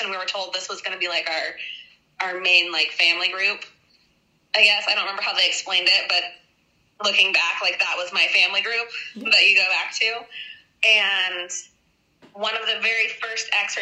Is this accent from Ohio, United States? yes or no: no; Wyoming, United States; I'm from Wyoming